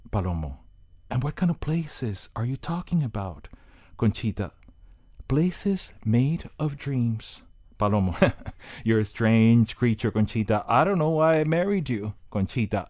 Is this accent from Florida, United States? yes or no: yes; Miami, Florida, United States; I grew up in Miami, and I went to Miami Senior High